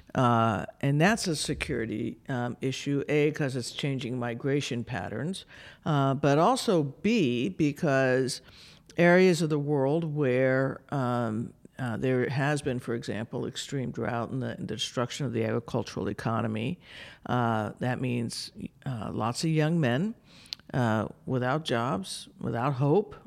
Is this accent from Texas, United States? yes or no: no; New Mexico, United States; moved away as an adult; also born or lived in Arizona; I grew up in New Mexico.